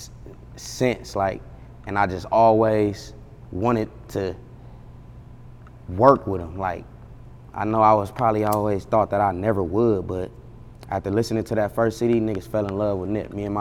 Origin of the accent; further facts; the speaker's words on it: Los Angeles, California, United States; Growing up in the Crenshaw area